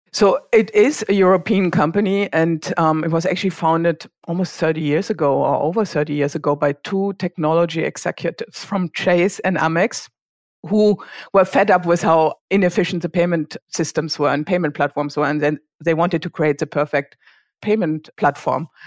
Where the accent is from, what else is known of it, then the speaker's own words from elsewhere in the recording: Germany; accent: German; English is a second language; moved away as an adult; also born or lived in Switzerland; now in Bay Area, United States; I grew up in a very small town in Germany. I guess you can tell from my accent